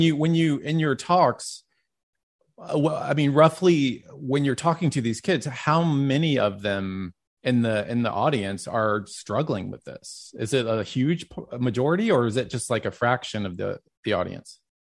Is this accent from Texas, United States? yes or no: yes; Dallas, Texas, United States; growing up in Dallas